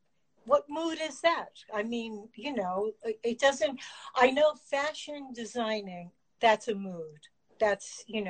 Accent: East Coast, United States; I come from the East Coast.

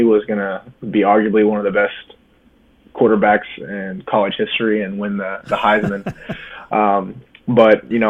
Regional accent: Lexington, Kentucky, United States; moved away as an adult; also born or lived in Louisville, Kentucky; now in New Jersey, United States; I was born and raised in Lexington, Kentucky.

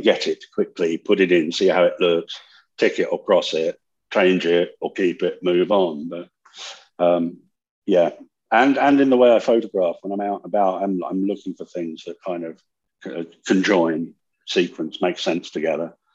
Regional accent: California, United States; I grew up in California

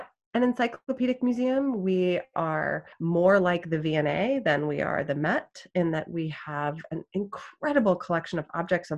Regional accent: Southern California, United States; also born or lived in Connecticut; my childhood museum growing up in Southern California

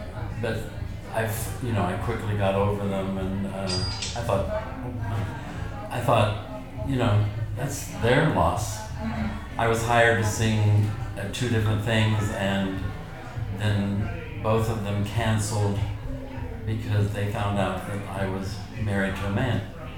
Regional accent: Joplin, Missouri, United States; moved away as an adult; also born or lived in New York City; now in Hendersonville, United States; I'm originally from Joplin, Missouri, but I moved to New York when I was 19 and to go to Juilliard

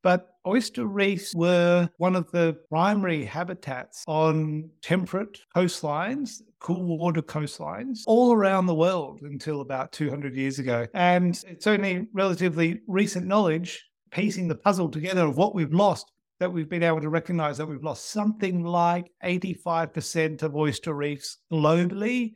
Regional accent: Australia; growing up in Australia

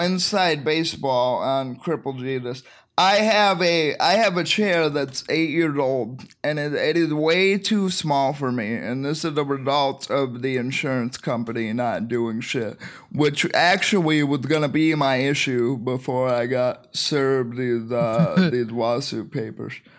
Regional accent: Michigan, United States; I'm from Michigan

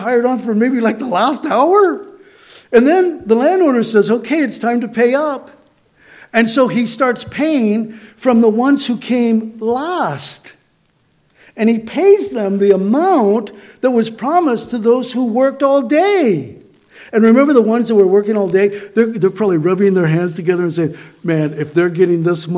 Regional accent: Southern California, United States; I grew up in Southern California

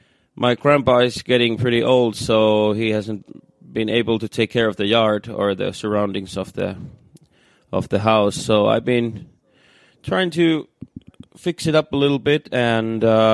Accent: Iisalmi, North Savo, Finland; English is a second language; moved away as an adult; also born or lived in Jyväskylä, Finland; I just moved back to my hometown, Iisalmi

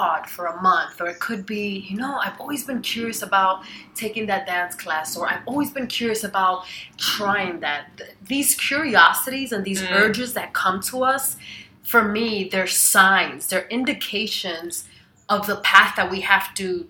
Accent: northern New Jersey, United States; also born or lived in Dominican Republic / New York; now in Chiang Mai, Thailand; raised in the northern jungles of northern New Jersey and some of New York

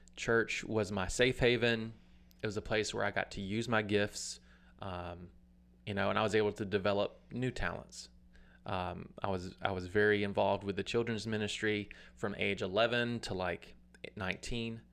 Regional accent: Atmore, Alabama, United States; I'm from Atmore, Alabama. Uh, grew up on a farm

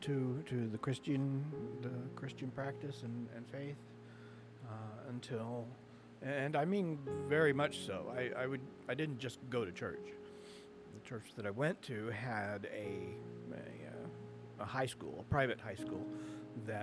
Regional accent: Midwestern United States, United States; I grew up in the Midwestern part of the United States

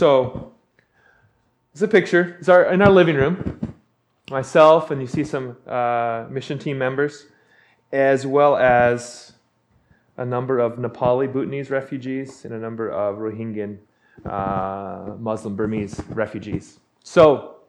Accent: Big Island, Hawaii, United States; moved away as an adult; now in Portland, United States; I'm from Hawaii. And she, we got married, and we moved back to my hometown on the Big Island

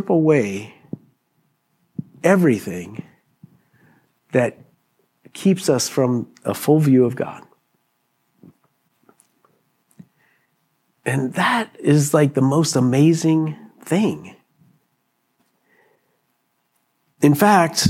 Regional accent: Pennsylvania, United States; I was raised in Pennsylvania

